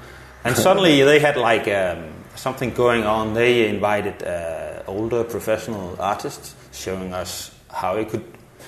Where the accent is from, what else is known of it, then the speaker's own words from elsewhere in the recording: Denmark; moved away as an adult; now in Copenhagen, Denmark; I grew up in Jutland, several places, but... Yeah. I moved to Copenhagen